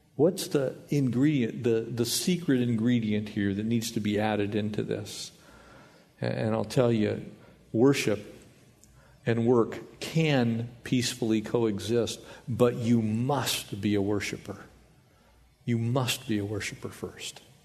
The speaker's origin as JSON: {"language": "English", "region": "the South", "country": "United States", "said": "We're from the South"}